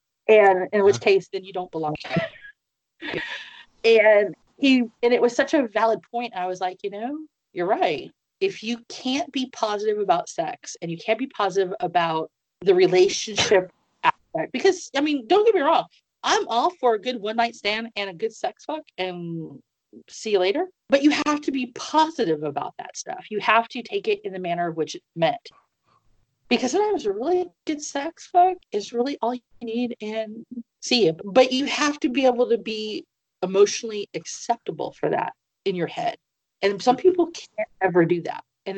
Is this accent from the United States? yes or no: yes; Midwest, United States; also born or lived in East Coast; And I'm originally from the Midwest, and I lived up and down the coast of East Coast, and I'm like, no.